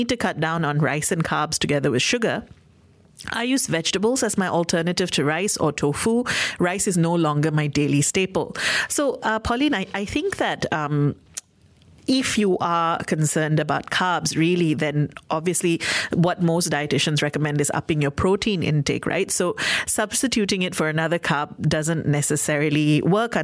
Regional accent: Malaysia; as a Malaysian

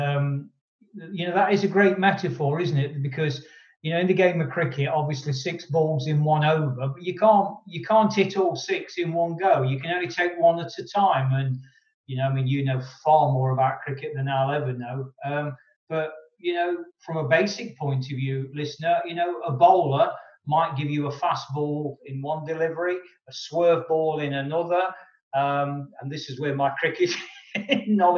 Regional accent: Nottingham, East Midlands, United Kingdom; my hometown in Nottingham

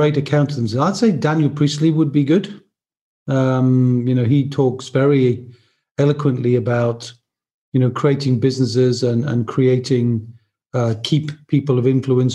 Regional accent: Newcastle upon Tyne, North East England, United Kingdom; moved away; I'm originally from Newcastle, as I mentioned, so I'm a very mad fan of Newcastle United.

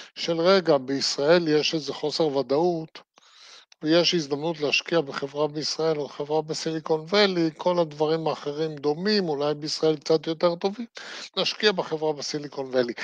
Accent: Israel; אני נולדתי בארץ, חייתי בארץ, אני אמות בארץ

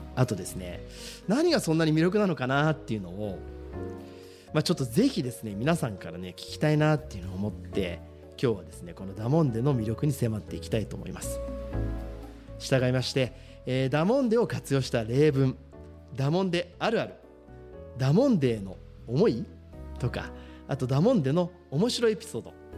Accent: Shizuoka, Japan; moved away as an adult; also born or lived in Kanagawa

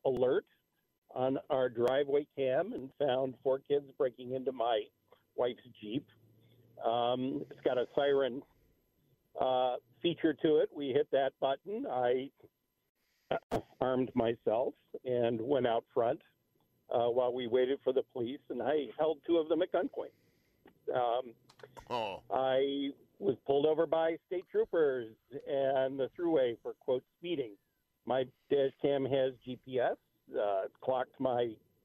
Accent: Rochester, New York, United States; I'm actually from Rochester, but I'm in Buffalo for business

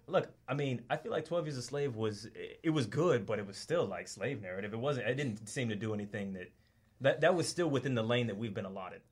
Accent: Atlanta, Georgia, United States; moved away as an adult; now in Australia; I'm from Atlanta and I've been here like two years

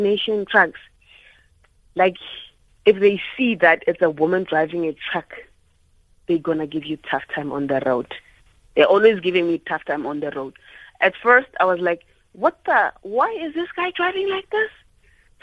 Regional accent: Soshanguve, Gauteng, South Africa; I'm from Soshanguve

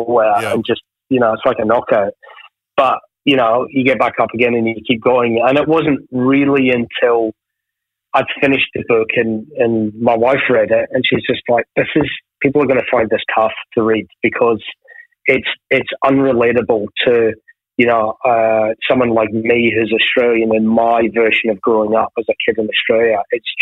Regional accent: Ayr, Scotland, United Kingdom; born or raised there; also born or lived in Glasgow

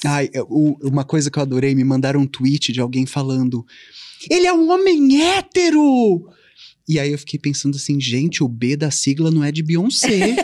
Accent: Ribeirão Preto, São Paulo, Brazil; moved away; Eu nasci e cresci em Ribeirão Preto, hum. interior de São Paulo

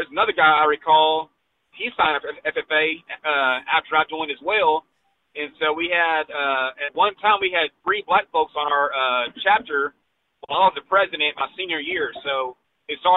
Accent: Texas, United States; my home state

